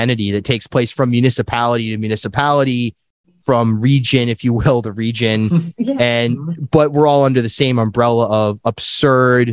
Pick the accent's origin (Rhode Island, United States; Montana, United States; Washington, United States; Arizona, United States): Rhode Island, United States; South County; also born or lived in Newport; now in Providence, United States; I grew up in South County